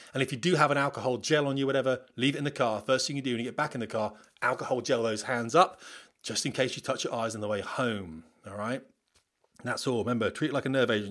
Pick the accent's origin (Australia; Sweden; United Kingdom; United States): United Kingdom; We're British